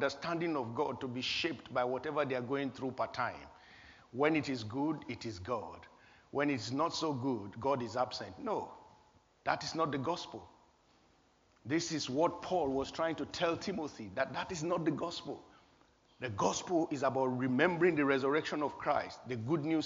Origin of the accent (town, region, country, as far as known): Nigeria; born or raised there; moved away